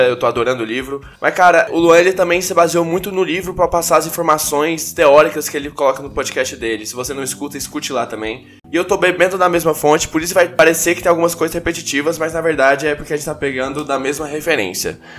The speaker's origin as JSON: {"language": "Portuguese", "town": "Goiânia", "region": "Goiás", "country": "Brazil", "said": "eu sou de Goiânia"}